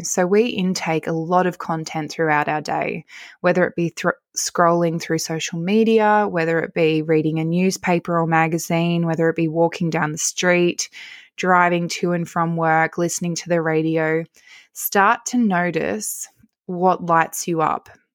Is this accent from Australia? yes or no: yes; Narromine, New South Wales, Australia; also born or lived in Wollongong / Dubbo; So I'm from Narromine and I made the choice to move back to Dubbo